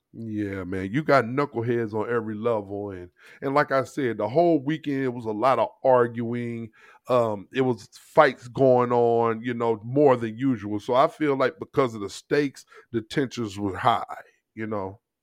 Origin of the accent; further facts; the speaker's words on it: St. Louis, Missouri, United States; moved away; where we live is much different than where I grew up in Saint Louis.